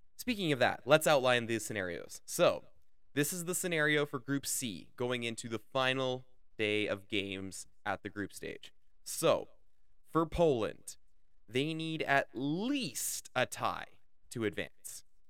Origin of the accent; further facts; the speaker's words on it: Canada; as a Canadian